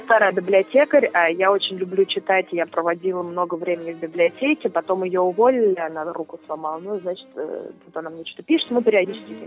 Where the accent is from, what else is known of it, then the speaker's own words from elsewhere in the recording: Ulyanovsk, Ulyanovsk Oblast, Russia; moved away as an adult; also born or lived in Moscow; now in Krasnodar, Russia; я из Ульяновска изначально